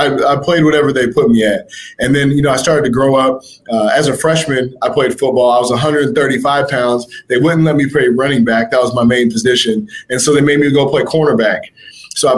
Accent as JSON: {"language": "English", "town": "Spokane", "region": "Washington", "country": "United States", "tie": "born or raised there", "said": "I was raised in Spokane, Washington"}